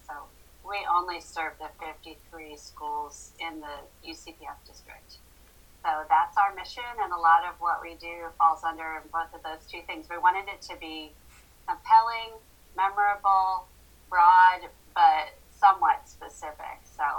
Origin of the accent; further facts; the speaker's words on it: New York, United States; also born or lived in Fort Leavenworth, Kansas; now in Asheville, United States; I was born in Fort Leavenworth, Kansas, but then he retired when I was 10 or 11, and I grew up in also a small college town in western New York State, lived there for about 12 years, but I'm not really from anywhere.